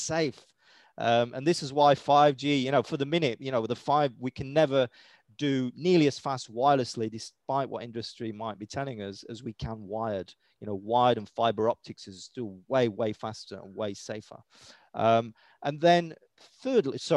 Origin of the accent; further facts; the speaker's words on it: United Kingdom; accent: British; my British accent